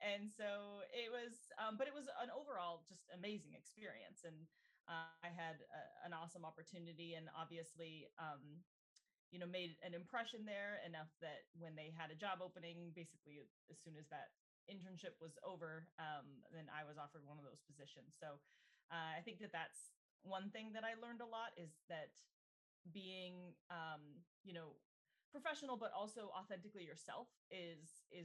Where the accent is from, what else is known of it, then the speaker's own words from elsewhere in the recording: Littleton, Colorado, United States; moved away as an adult; now in Vancouver, Canada; I'm originally from Littleton, Colorado. So a little landlocked state in the US. And I really hadn't been very far outside